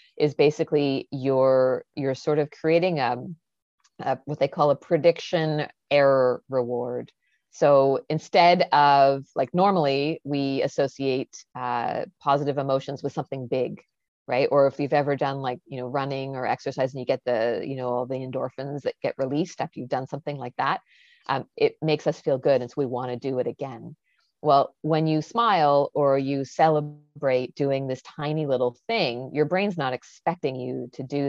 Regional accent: Canada; I'm Canadian

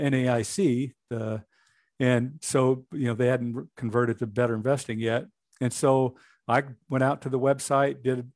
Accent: Washington, United States; I was born in Washington State. Both my wife and I were born there

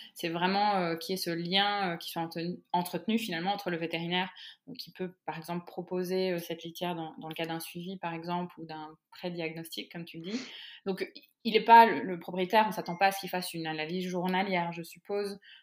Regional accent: France; nous, de notre côté, hein, en tant que Français

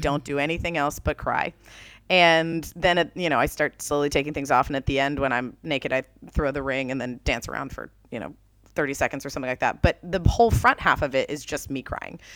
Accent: Jacksonville, Florida, United States; moved away as an adult; also born or lived in New York; where I grew up in Jacksonville, Florida

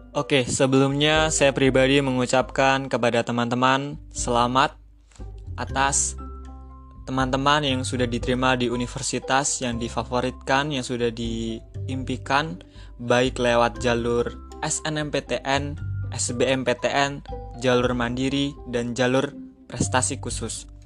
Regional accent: Metro, Lampung, Indonesia; Asal saya dari kota Metro Lampung. Umur saya delapan 18 tahun.

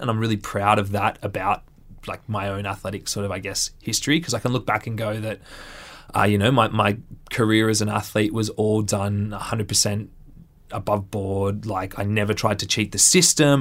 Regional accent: Central Coast, New South Wales, Australia; I grew up on the Central Coast.

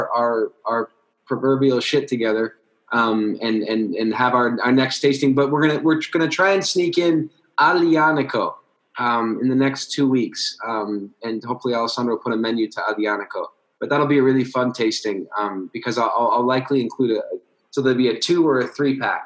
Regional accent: United States; I'm American right here

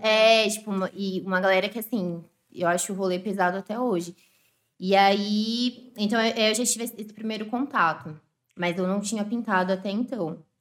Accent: São Paulo, Brazil; moved away; also born or lived in Zona Leste, São Paulo; eu nasci em Ribeirão, fui criada lá

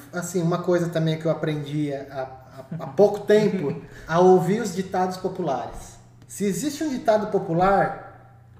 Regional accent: Iperó, São Paulo, Brazil; eu cresci em Iperó

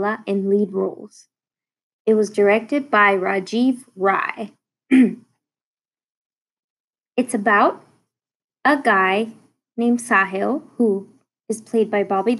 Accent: United States; I am just a Bollywood fan from the States

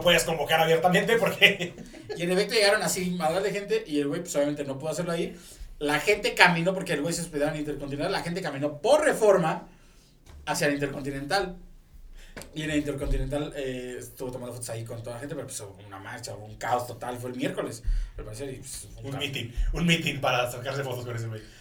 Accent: Monterrey, Nuevo León, Mexico; now in Mexico City, Mexico; siento que me van a quitar puntos de Regiomontano

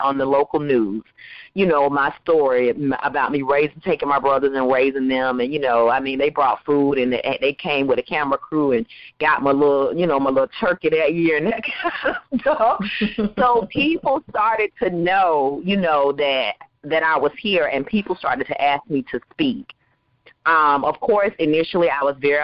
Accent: Waycross, Georgia, United States; also born or lived in Valdosta, Georgia; I am a little poor girl that grew up on Jones Street in Waycross, Georgia

